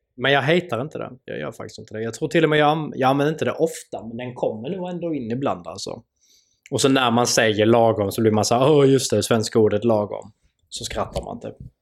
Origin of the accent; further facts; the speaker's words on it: Sweden; vi svenskar